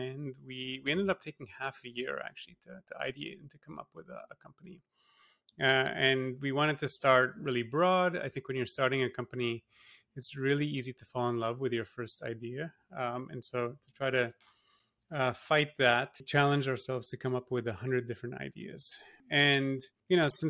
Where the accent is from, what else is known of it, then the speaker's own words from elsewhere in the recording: Singapore; moved away as an adult; also born or lived in Toronto, Canada / Massachusetts, United States; My parents are Polish, but I was born and raised in Singapore. So I grew up there.